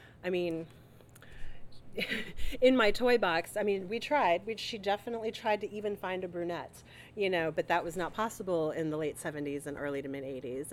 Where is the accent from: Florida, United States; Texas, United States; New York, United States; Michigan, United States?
Texas, United States; South; cultural expectations were things that I knew about growing up in South Texas